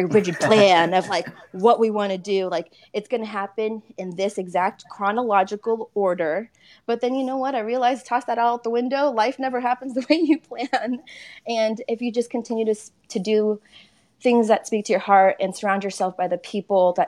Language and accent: English; California, United States; moved away as an adult; also born or lived in Texas; I'm originally from California.